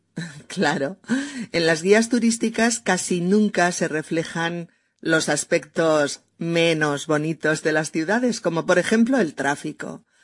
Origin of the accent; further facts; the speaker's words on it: Spain; sus experiencias en mi país